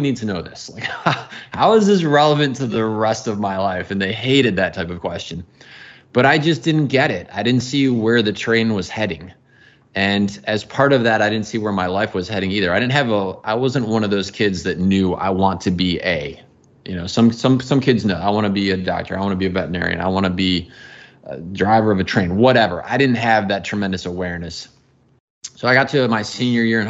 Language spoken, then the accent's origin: English; outside of the Chicago area, Illinois, United States; moved away; I grew up outside of the Chicago area